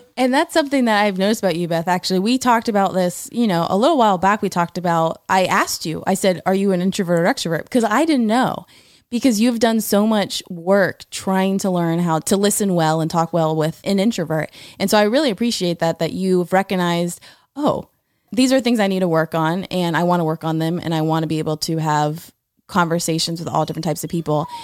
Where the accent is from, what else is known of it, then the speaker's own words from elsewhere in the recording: Florida, United States; I'm from Florida.